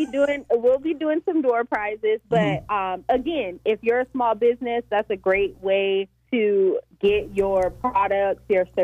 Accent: Oxnard, California, United States; Which is funny because I'm from Oxnard.

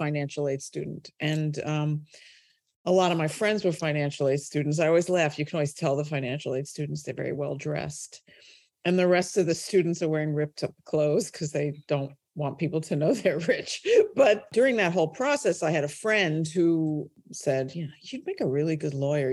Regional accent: New York City, New York, United States; moved away as an adult; also born or lived in United Kingdom; I started my life in Brooklyn, New York, and grew up there

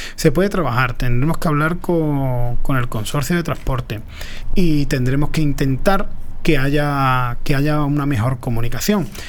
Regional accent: Paterna de Rivera, Andalusia, Spain; yo soy muy paternero

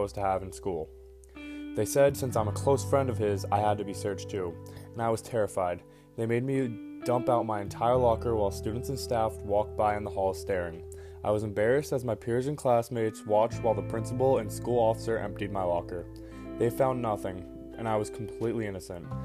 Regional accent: Keene, New Hampshire, United States; I was born and raised in Keene, New Hampshire

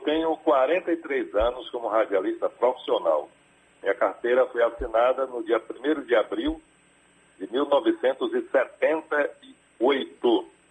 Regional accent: Bahia, Brazil; nós, como baianos

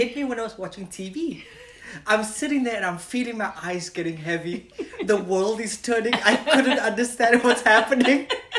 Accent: Cape Town, Western Cape, South Africa; moved away as an adult; also born or lived in San Francisco; now in United States; I was born in Cape Town. Mm-hmm. Cape Town, South Africa. I lived there until I was 21.

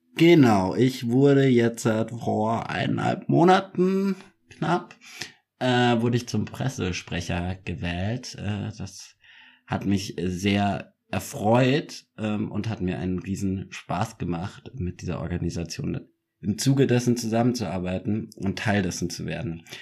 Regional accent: Munich, Bavaria, Germany; ich bin ja auch Münchner

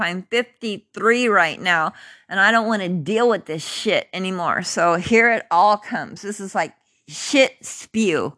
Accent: Carmichael, California, United States; also born or lived in Mather Air Force Base; growing up in Carmichael and Mather Air Force Base.

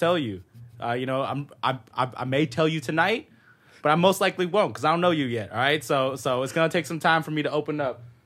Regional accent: Modesto, California, United States; born or raised there; moved away as an adult; also born or lived in San Jose, California; now in Los Angeles, United States

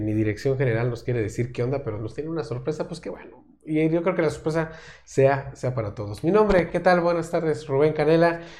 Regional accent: Mexico; todas las personas que somos de México

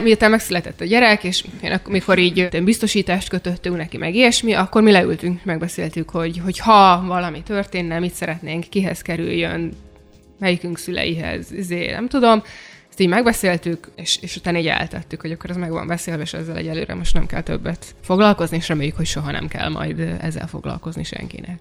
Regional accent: Hungary; én is vidéken nőttem fel kertesárba

